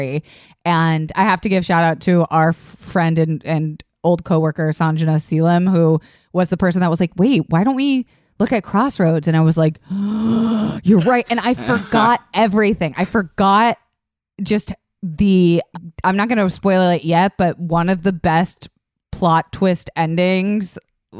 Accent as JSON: {"language": "English", "region": "Florida", "country": "United States", "tie": "born or raised there", "said": "I grew up in Florida"}